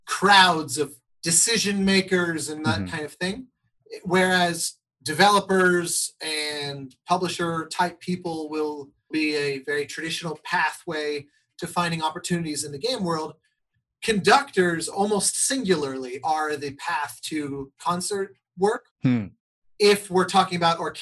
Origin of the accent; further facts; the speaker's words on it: Colorado, United States; the Colorado Symphony years ago. My hometown orchestra